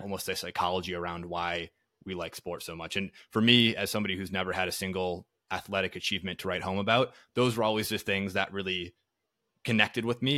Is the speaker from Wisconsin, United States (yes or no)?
yes; Green Bay, Wisconsin, United States; moved away; I'm from Green Bay, Wisconsin initially, so I grew up a, a diehard Packer fan